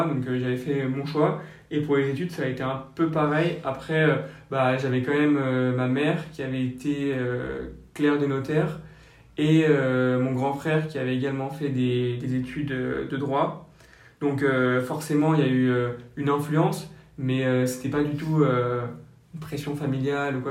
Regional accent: Basque Country, Nouvelle-Aquitaine, France; also born or lived in Le Raincy, Seine-Saint-Denis; je suis originaire du Pays Basque où j'ai encore une partie de ma famille et une autre partie donc, en région parisienne dans 93 au Rincy

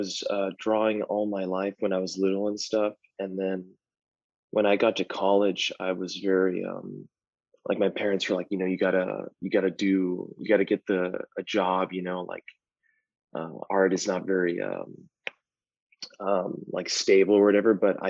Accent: El Paso, Texas, United States; I'm from Texas. And I grew up there all my life

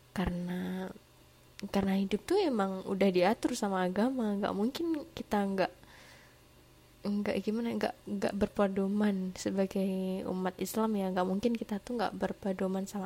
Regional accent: Java, Indonesia; bukan anak jaksel jadi nggak ah, nggak keseringan ngomong lo gue gitu. Seringnya sih cuma aku gitu. Aku dari Jawa.

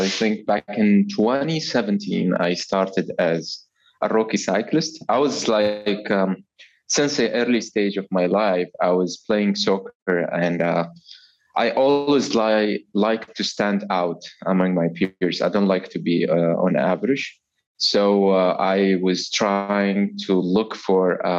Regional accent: Oman; I am from Oman.

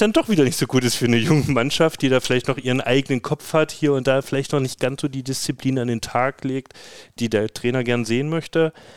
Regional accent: East Germany, Germany; als Ossi

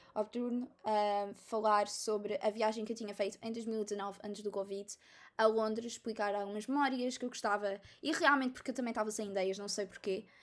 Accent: Almada, Setúbal, Portugal; sou da Almada

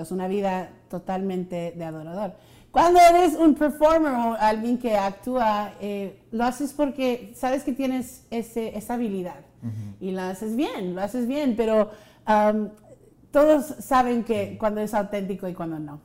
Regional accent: Rio Grande Valley, Texas, United States

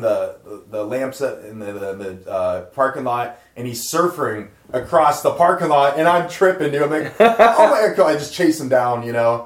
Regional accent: Tigard, Oregon, United States; Portland, Oregon, born and raised

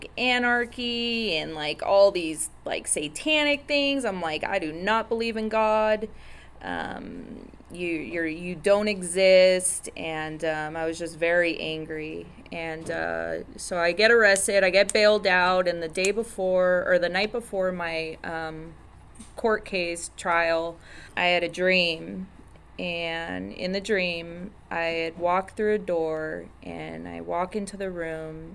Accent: Orange County, California, United States; I'm from Orange County

